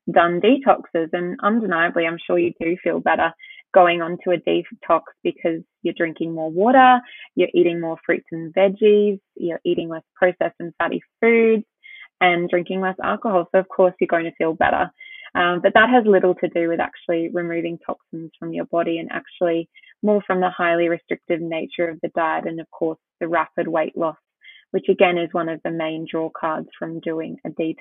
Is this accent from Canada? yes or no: no; Australia; also born or lived in Brisbane, Australia; as you can tell by my accent, and as you've just mentioned, I'm from Australia.